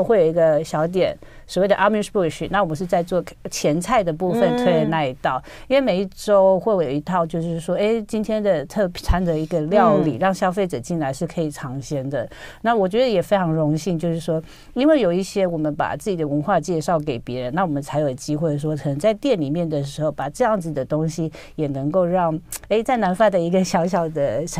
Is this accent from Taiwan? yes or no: yes; Taiwan; also born or lived in France; 那就先回台湾好了。